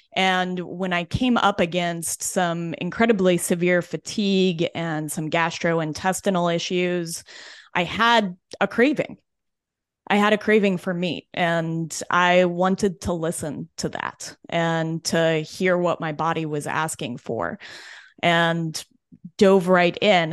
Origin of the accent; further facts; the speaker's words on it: Denver, Colorado, United States; I was born and raised in Denver